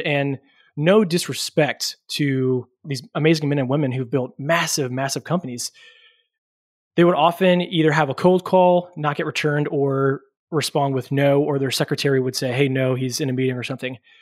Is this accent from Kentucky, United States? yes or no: yes; Louisville, Kentucky, United States; also born or lived in Lexington, Kentucky; I'm originally from Kentucky, have never left the state, and grew up in city of Louisville